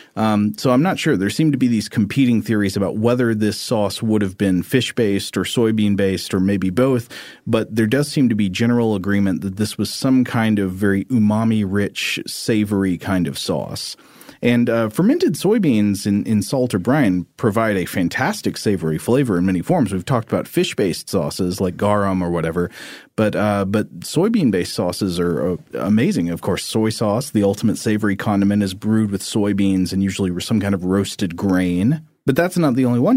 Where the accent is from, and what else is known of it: Chattanooga, Tennessee, United States; born or raised there